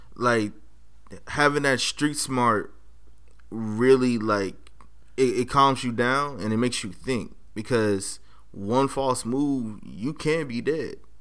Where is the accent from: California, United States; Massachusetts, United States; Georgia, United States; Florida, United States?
California, United States; Los Angeles; now in Monterey County, United States; I'm from Los Angeles. Um, went to school in South Central on the corner of Crenshaw and Slauson